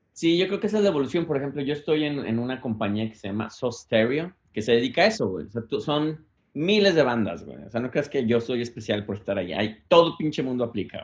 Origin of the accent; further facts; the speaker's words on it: Mexico; now in United States; Yo, como buen mexicano